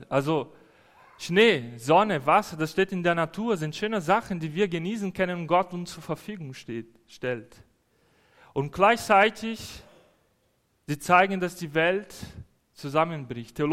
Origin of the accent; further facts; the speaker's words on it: Brazil; Als Brasilianer finde ich das schön, alles weiß draußen zu sehen. Das haben wir nicht in Brasilien.